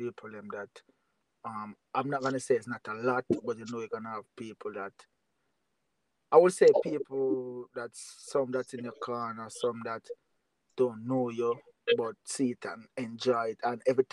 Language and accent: English; Jamaica; I'm from Jamaica.